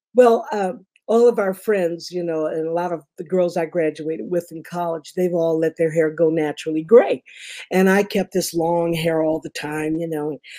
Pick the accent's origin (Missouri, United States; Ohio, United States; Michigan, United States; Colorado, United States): Michigan, United States; Detroit; moved away; also born or lived in Memphis, Tennessee / Kalamazoo, Michigan / Los Angeles, California; I'm from Detroit. Originally, I'm from Memphis, but we moved to Detroit in about 63 because my mother was also in radio